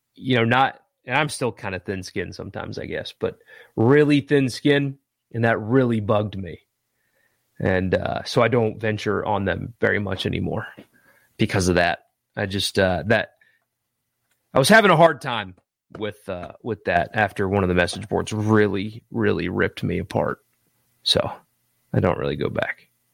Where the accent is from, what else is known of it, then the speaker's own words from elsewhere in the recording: South Carolina, United States; now in Mississippi, United States; growing up in South Carolina